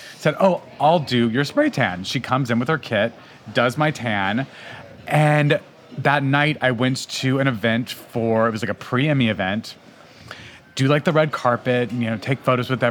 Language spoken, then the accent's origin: English; Albuquerque, New Mexico, United States; I was raised in Albuquerque, New Mexico